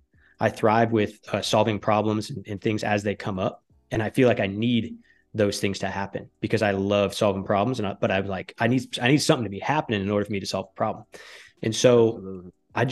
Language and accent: English; Michigan, United States; also born or lived in Connecticut / New York City; now in Texas, United States; I grew up in the Northern Michigan. I lived in Connecticut. I worked for ESPN. And then I moved to New York City for like 6 months.